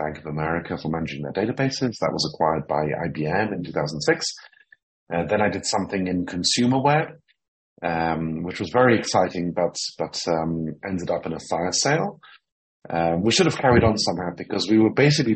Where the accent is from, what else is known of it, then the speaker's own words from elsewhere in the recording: Jerusalem, Jerusalem District, Israel; also born or lived in London / Cambridge; I was born in London, but I first moved to Jerusalem when I was 7 years old. And so I've spent most of my life here in Jerusalem